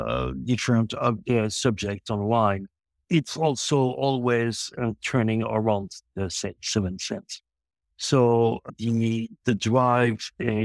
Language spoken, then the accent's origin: English; Montreal, Quebec, Canada; English is a second language; also born or lived in France; but I'm born in France, but I grew up in Quebec, Montreal, Canada.